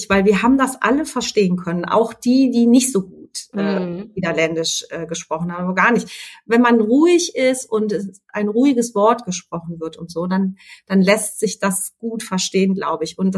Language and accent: German; Germany; Ja, ist immer schwierig, ne, als Deutsche über übers Deutschtum zu reden